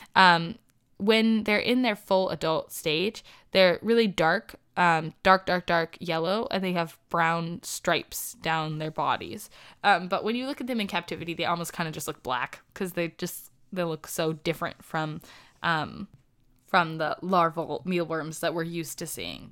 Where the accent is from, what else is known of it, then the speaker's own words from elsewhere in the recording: United States; I am from the United States